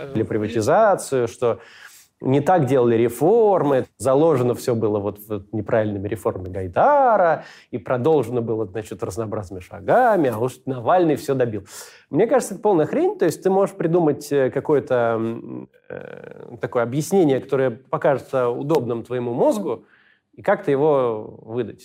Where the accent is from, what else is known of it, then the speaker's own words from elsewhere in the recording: Israel; я вырос э, в Израиле